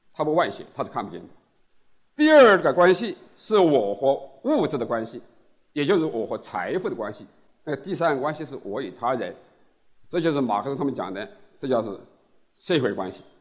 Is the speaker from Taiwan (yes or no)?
no; China; 这是我们中国人非常熟悉的